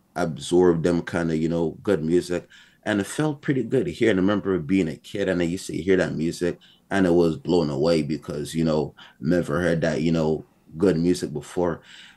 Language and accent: English; Montreal, Quebec, Canada; born in Montreal, born and raised.